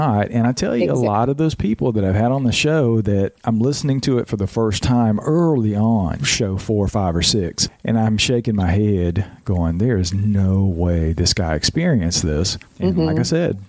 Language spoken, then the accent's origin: English; Georgia, United States; now in North Carolina, United States; I'm in North Carolina. I was born and raised in Georgia, had my experiences in Georgia